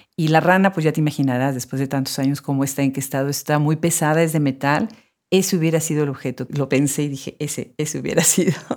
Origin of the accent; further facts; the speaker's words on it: Puebla, Mexico; now in Austin, United States; en Puebla, mi ciudad natal